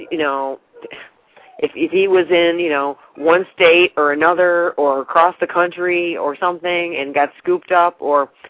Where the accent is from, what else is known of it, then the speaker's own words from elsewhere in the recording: New York, United States; now in Texas, United States; Well, I'm in Texas now, but I'm originally from New York.